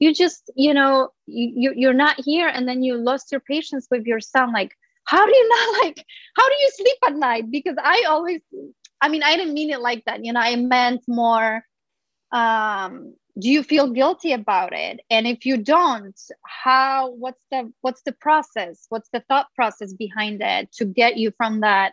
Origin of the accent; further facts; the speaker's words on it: Poland; now in Los Angeles, United States; I grew up in Poland